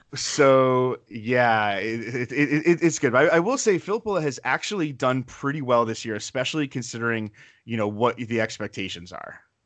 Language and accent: English; Connecticut, United States; I grew up in Connecticut.